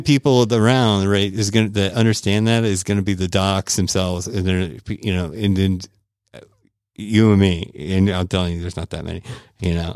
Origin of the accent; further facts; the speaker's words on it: Tampa, Florida, United States; my hometown of Tampa, Florida